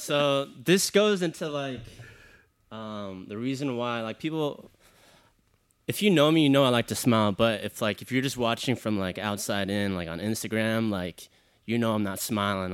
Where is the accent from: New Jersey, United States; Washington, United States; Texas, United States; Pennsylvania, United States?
Texas, United States; Houston; I'm from Houston, Texas, born and raised.